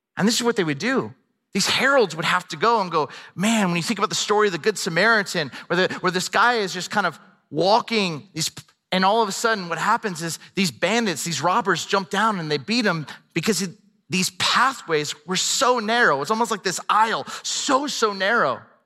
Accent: Camarillo, California, United States; I grew up in Southern California, a town called Camarillo

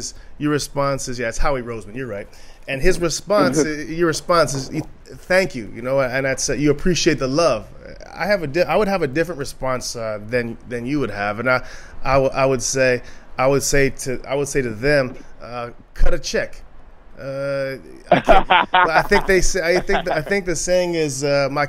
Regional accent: Canada; as a Canadian

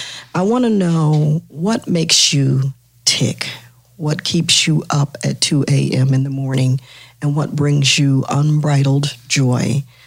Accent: Georgia, United States; I am a Georgia girl

